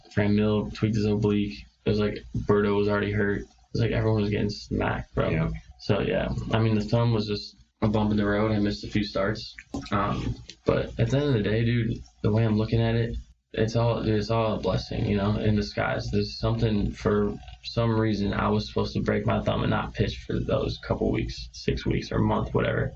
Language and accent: English; Chicago, Illinois, United States; moved away as an adult; going back to Chicago and seeing all the hometown fans